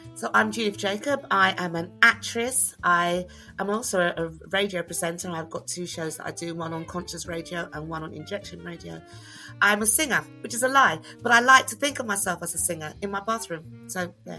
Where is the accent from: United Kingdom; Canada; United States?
United Kingdom; black British people, not the Caribbean experience because we didn't have that experience. We had being born here experience